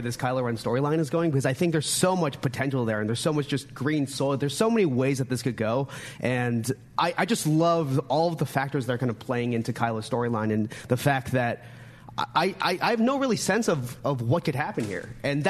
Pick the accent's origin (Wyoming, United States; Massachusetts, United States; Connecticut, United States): Massachusetts, United States; Boston; also born or lived in South Korea; So I'm from the Boston area. I actually moved to the the United States when I was 2 months old. I was born in South Korea and, you know, grew up on the East Coast